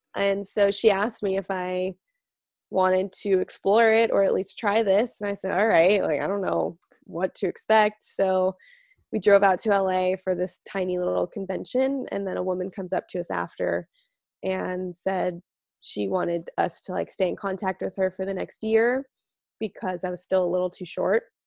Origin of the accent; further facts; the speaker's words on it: outside of Las Vegas, Nevada, United States; I grew up outside of Vegas